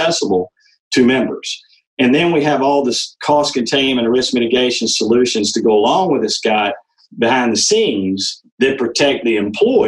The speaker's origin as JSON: {"language": "English", "town": "Macon", "region": "Georgia", "country": "United States", "tie": "born or raised there", "said": "My father was a 40-year OBGYN in private practice in Macon, Georgia"}